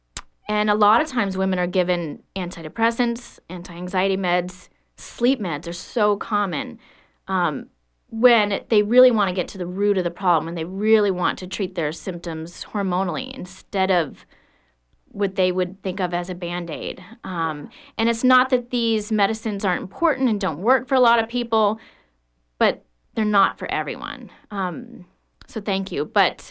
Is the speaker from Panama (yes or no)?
yes; Panama; What happened was I grew up in the Republic of Panama. My dad was a pilot on the canal.